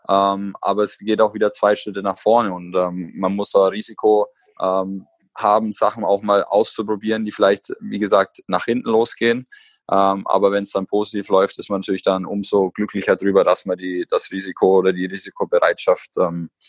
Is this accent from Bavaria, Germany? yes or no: yes; Bamberg, Bavaria, Germany; ich komme aus Bamberg und bin da das Jugendkonzept durchlaufen.